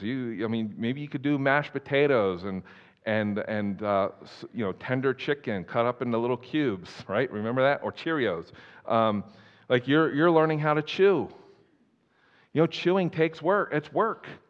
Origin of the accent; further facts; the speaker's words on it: East Coast, United States; moved away; I grew up on the East Coast